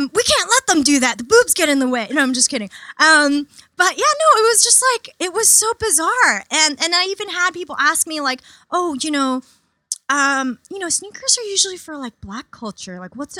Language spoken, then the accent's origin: English; New York City, New York, United States; I grew up in Queens, super diverse.